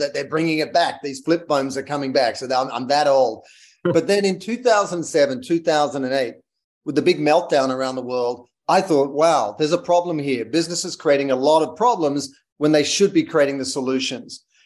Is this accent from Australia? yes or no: yes; Australia; moved away as an adult; also born or lived in London / United States; I'm Australian